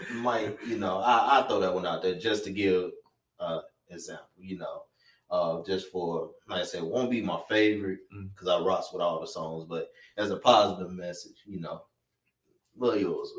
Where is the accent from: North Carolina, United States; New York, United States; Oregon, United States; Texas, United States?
North Carolina, United States; Reidsville; Our hometown is Reasel or whatever.